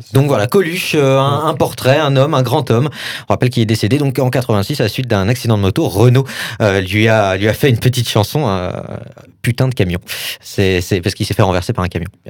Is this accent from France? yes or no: yes; Saint-Étienne, Auvergne-Rhône-Alpes, France; je, viens de Saint-Etienne